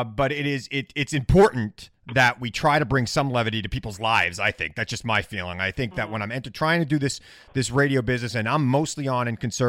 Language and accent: English; Centereach, New York, United States; I grew up, like I said, I grew up in Center Reach. I was on food stamps when I was a kid. My parents were on food stamp.